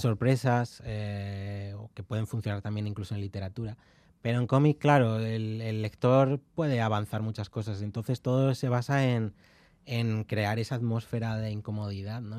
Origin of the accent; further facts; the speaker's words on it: León, Castile and León, Spain; also born or lived in Carrizo de la Ribera; soy de León y mi pueblo es de Carriz de la Ribera, es el pueblo de mi madre y, yo he veraneado allí